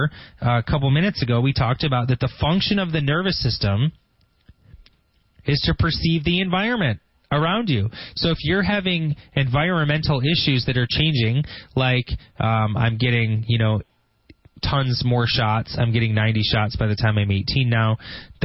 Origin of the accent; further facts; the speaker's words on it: Grand Blanc, Michigan, United States; That's where I'm from. I grew up in Grand Blanc